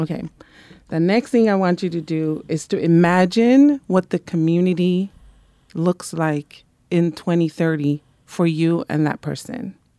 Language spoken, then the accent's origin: English; Monterey, California, United States; moved away; I was raised in Monterey